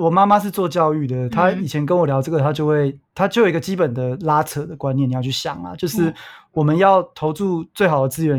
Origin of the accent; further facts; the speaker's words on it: Hsinchu, Taiwan; 因为我说我在新竹长大的嘛